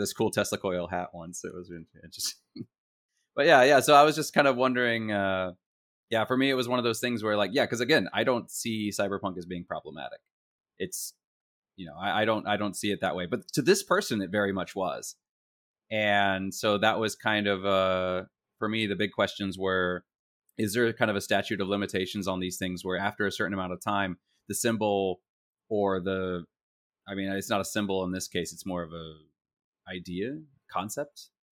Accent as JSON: {"language": "English", "region": "Virginia", "country": "United States", "tie": "born or raised there", "said": "I grew up in Virginia"}